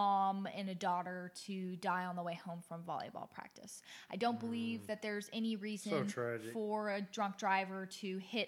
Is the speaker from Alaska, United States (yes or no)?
yes; Anchorage, Alaska, United States; moved away; also born or lived in the South (US); I was raised up north in Anchorage, Alaska